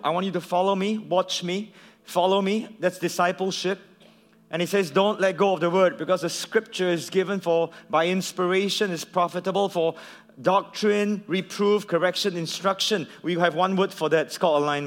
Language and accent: English; Singapore; I come from Singapore